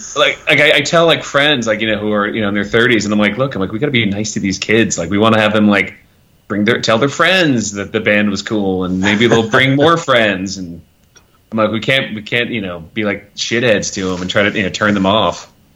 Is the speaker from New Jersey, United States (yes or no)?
yes; New Jersey, United States; also born or lived in Australia; now in Atlanta, United States; growing up in New Jersey, like I was lucky, like I was, I grew up in as a farm area, but I was an hour from New York and an hour from Philadelphia